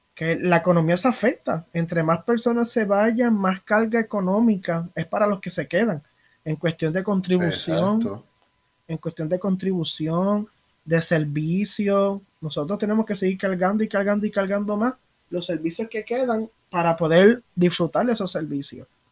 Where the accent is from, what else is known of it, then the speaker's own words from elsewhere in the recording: Puerto Rico; sociedad puertorriqueña